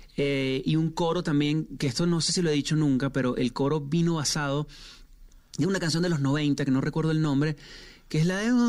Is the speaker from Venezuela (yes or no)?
yes; Venezuela; yo soy venezolano también, en Venezuela se dice marrones